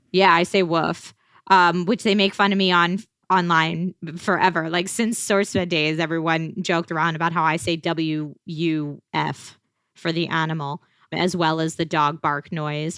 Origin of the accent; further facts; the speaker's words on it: outside of Philadelphia, Pennsylvania, United States; moved away as an adult; now in Los Angeles, United States; I grew up outside of Philly, I think this small town that I grew up